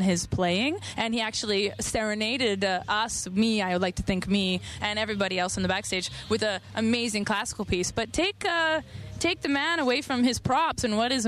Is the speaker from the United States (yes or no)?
no; Calgary, Alberta, Canada; I'm from Calgary.